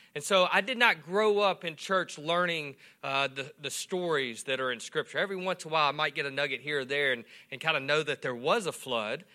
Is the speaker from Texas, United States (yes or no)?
no; Swartz, Louisiana, United States; also born or lived in West Monroe, Louisiana / Calhoun, Louisiana; I grew up in Swartz